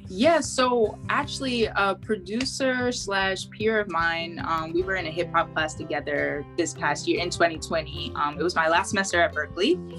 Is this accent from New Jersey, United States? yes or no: yes; Maplewood, New Jersey, United States; also born or lived in Boston; I was born in Maplewood, New Jersey.